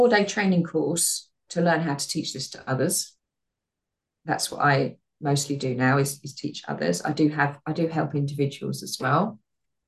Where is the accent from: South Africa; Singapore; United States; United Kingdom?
United Kingdom; we're British